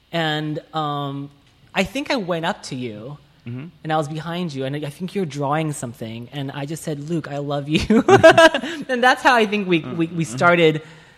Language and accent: English; Malaysia; moved away as an adult; also born or lived in Taiwan; now in Los Angeles, United States; So I was born in Taiwan. I moved to Malaysia when I was 5. Whoa. And I stayed there for, I think, 13 or 14 years.